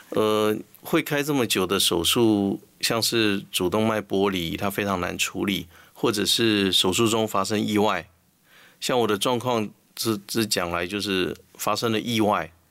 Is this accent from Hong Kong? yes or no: no; Taiwan; 我们台湾话说他头香